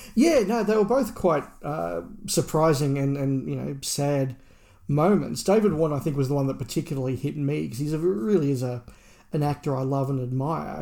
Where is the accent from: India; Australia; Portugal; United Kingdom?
Australia; as an Australian